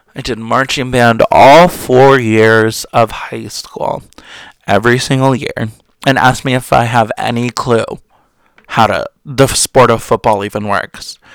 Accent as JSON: {"language": "English", "region": "New Jersey", "country": "United States", "said": "I'm really from Jersey. Because, you know, a lot of us do have pretty bad potty mouths"}